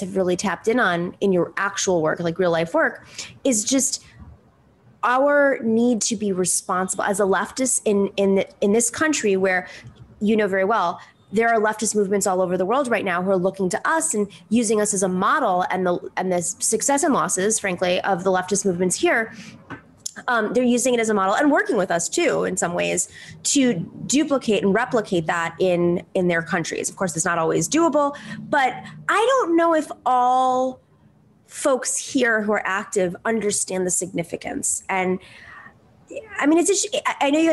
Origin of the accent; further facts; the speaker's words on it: United States; as an American